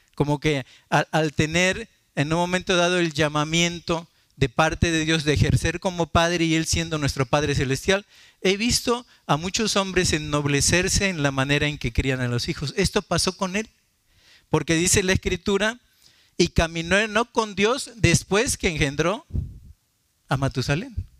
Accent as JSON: {"language": "Spanish", "town": "Martínez de la Torre", "region": "Veracruz", "country": "Mexico", "tie": "born or raised there", "said": "una familia muy querida de Martínez de la Torre, de mi pueblo"}